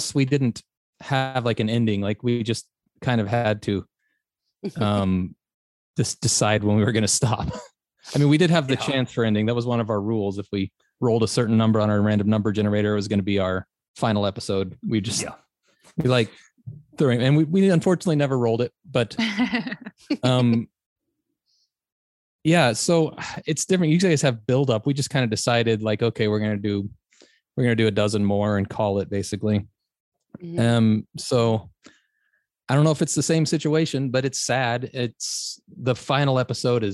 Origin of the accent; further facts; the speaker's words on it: United States; As an American